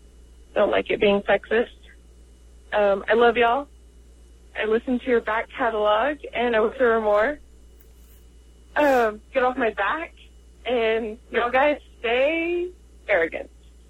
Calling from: Lubbock, Texas, United States; Eric and Jesse, this is … from Lubbock, Texas.

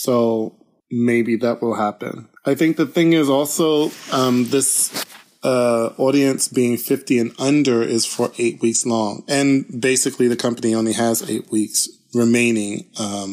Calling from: Sacramento, California, United States; also born or lived in Germany; I'm voice calling from Sacramento, California, where I dance with the Sacramento

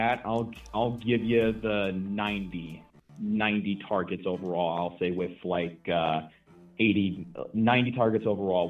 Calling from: Michigan, United States; from Michigan. How are you doing, man?

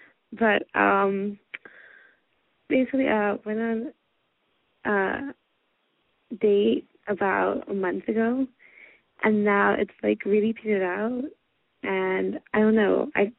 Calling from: New York, United States; …, 20, from New York.

